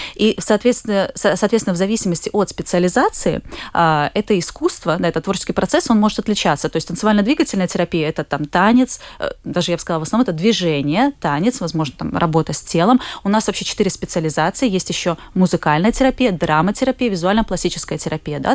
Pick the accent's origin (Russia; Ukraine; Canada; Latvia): Latvia; Jelgava; also born or lived in Plymouth; now in Riga, Latvia; я вообще сама из Елгавы, у меня родители в Елгаве тоже живут